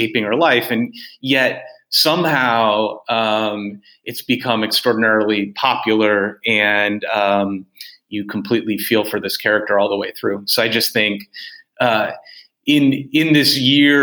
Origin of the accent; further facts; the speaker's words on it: United States; as an American